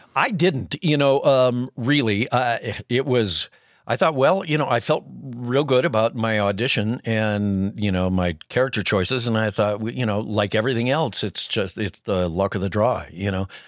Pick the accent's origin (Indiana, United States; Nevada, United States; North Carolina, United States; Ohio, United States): Ohio, United States; Cleveland; also born or lived in Denver, Colorado; I grew up in Cleveland, Ohio